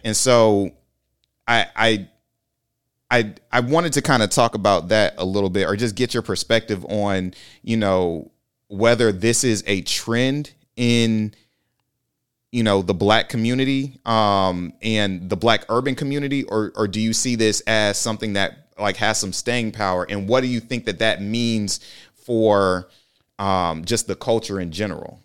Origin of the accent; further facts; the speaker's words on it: Lake City, Florida, United States; moved away; go back to Lake City, Florida.